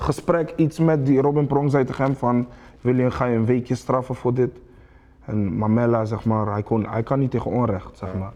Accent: Rotterdam, South Holland, Netherlands; ik ben een Rotterdammer

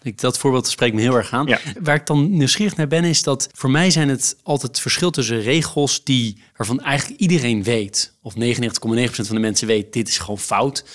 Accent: Netherlands; als Nederlander

